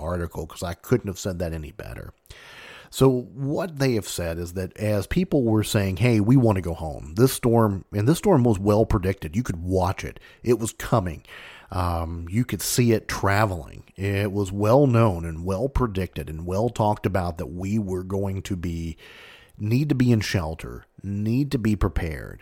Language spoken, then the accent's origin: English; Mayfield, Kentucky, United States; this is right from my hometown